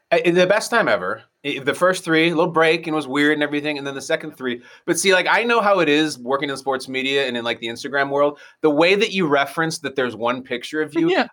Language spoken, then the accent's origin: English; North Shore of Chicago, Illinois, United States; moved away as an adult; I went to one of the high schools that all the John Hughes movies are from. Like I was basically from Shermer, Illinois.